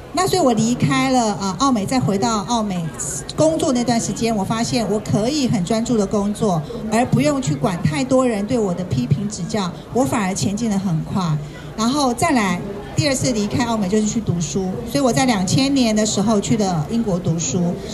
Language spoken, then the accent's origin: Chinese; Kaohsiung, Taiwan; now in Taipei, Taiwan; 我觉得能够从高雄来到台北